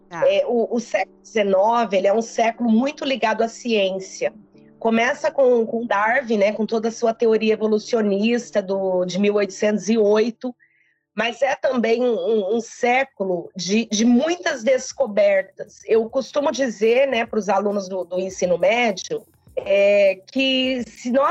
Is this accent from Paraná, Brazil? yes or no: yes; Londrina, Paraná, Brazil; moved away as an adult; now in Acre, Brazil; Eu sou de Londrina, estou aqui no Acre só há dois anos.